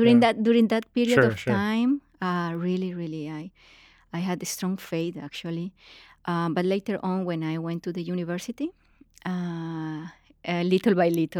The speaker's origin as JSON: {"language": "English", "town": "Bucaramanga", "region": "Santander", "country": "Colombia", "said": "I'm from Bucaramanga. It's a small city in Colombia, very conservative place."}